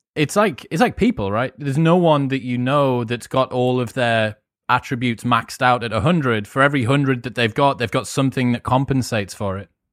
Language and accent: English; United Kingdom